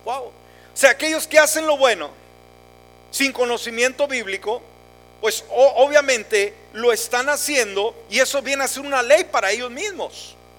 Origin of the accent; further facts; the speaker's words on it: Mexico; moved away; yo soy mexicano a mucha honra